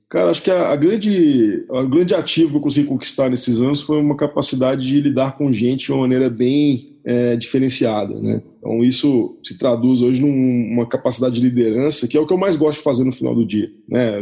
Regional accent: Belo Horizonte, Minas Gerais, Brazil; moved away as an adult; also born or lived in Maranhão / Liège, Belgium / Romania; now in Curitiba, Brazil; Sou mineiro de Belo Horizonte

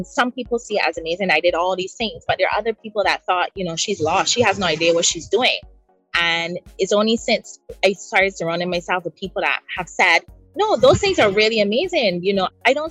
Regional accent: Barbados; I grew up in Barbados, 166 square miles.

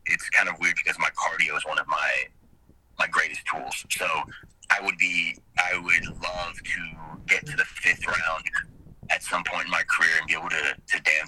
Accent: Southern California, United States; now in Atlanta, United States; I grew up in Southern California.

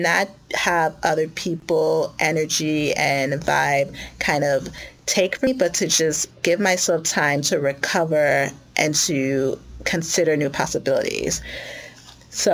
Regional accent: United States; I grew up in the suburbs and I'm also Ghanaian American.

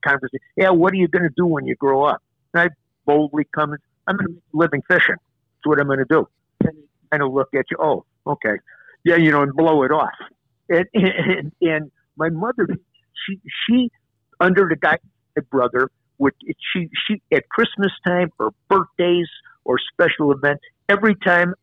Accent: Brainerd, Minnesota, United States; my hometown in Brainerd, Minnesota

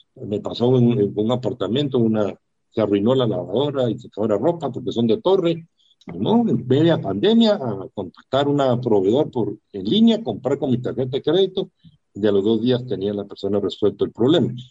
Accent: Guatemala; yo como guatemalteco, inversionista

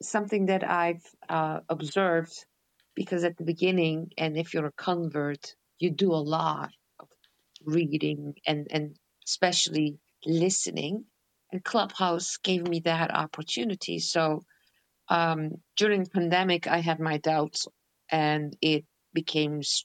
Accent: Netherlands; I'm born and raised in Holland

